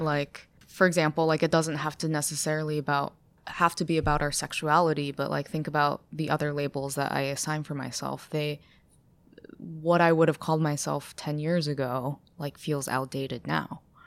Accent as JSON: {"language": "English", "town": "Ithaca", "region": "New York", "country": "United States", "tie": "born or raised there", "also_born_or_lived": "China / Boston", "accent": "American", "moved": "as an adult", "said": "I grew up in Ithaca where there's, like, quite a lot of hippies"}